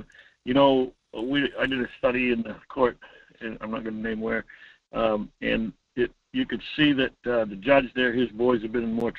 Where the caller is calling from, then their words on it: Homer, Alaska, United States; Hi, Mike. … from Homer, listening to you, watching those shows.